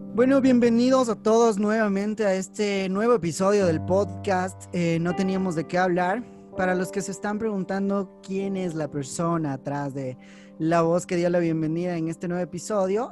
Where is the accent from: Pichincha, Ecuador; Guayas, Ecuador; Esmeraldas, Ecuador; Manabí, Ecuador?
Pichincha, Ecuador; Quito; soy quiteño, pero de esos quiteños quiteños que me encanta la ciudad